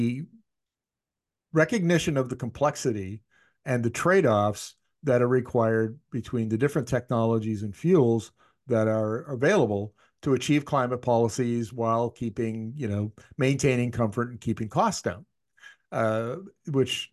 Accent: Northern Canada, Canada; I grew up in Canada's north, where we used to have minus 50 for months on end

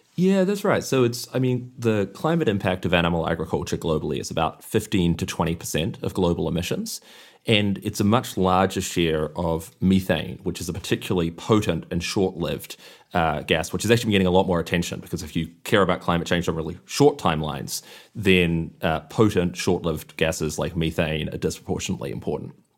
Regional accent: New Zealand; I grew up in New Zealand where you don't ever see factory farms

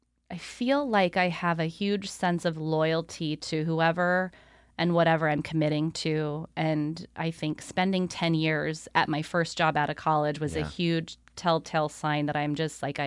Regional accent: California, United States; I grew up in Central California, and okay. I grew up at a lake.

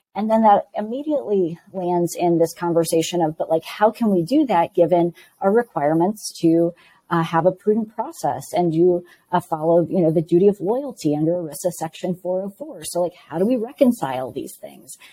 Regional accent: Midwest, United States; moved away; also born or lived in West Coast; I am from the Midwest originally, spent 15 years on the West Coast, and have recently made my way back to the Midwest.

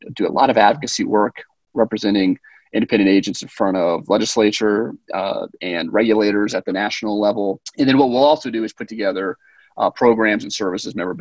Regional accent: Washington, District of Columbia, United States; I'm a DC native. I was born and raised in the Washington, DC area. I never got out of town.

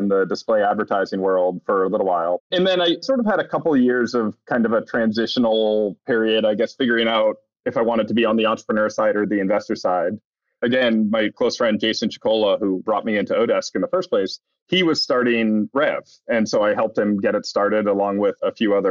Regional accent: New Hampshire, United States; moved away as an adult; also born or lived in Boston; I grew up in New Hampshire, part of a nerdy engineering family

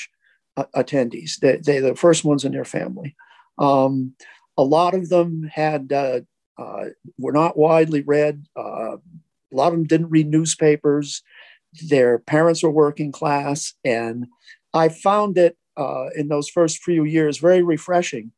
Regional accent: New England, United States; I was born and raised in New England

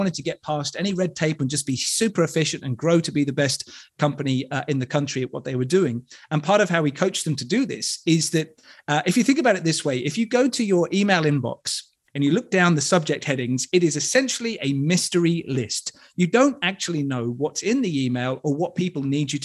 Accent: United Kingdom; I'm British

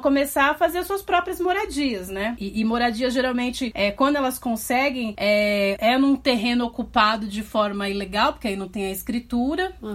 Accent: São Paulo, Brazil; na Zona Leste de São Paulo, que é de onde eu sou

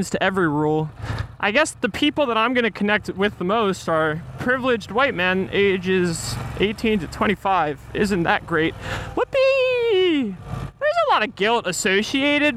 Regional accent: Philadelphia, Pennsylvania, United States; moved away as an adult; also born or lived in Hollywood; now in Wyoming, United States; I'm from Philadelphia.

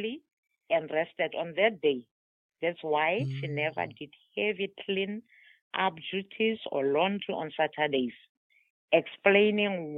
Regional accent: South Africa; first language Tswana; English is a second language; now in Somerset, United States; I am from South Africa.

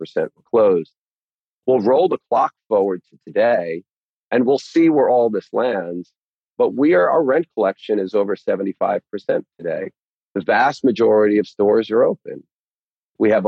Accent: New York, United States; also born or lived in Long Island; I grew up in New York. I spent my whole life there

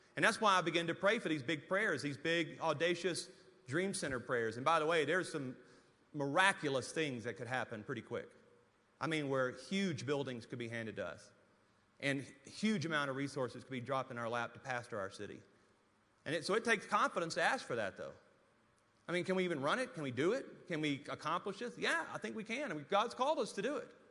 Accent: Louisiana, United States; moved away as an adult; now in Amarillo, United States; I was living in Amarillo, Texas, and was really homesick to go back to Louisiana

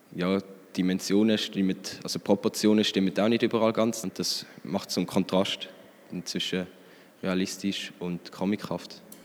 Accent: Frick, Aargau, Switzerland; ich komme aus Frick, im Fricktal

